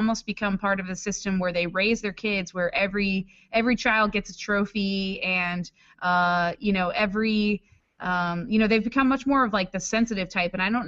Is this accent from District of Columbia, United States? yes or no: yes; Washington, District of Columbia, United States; I mean, shit, I'm from Washington D.C. and I know a manicured man when I see it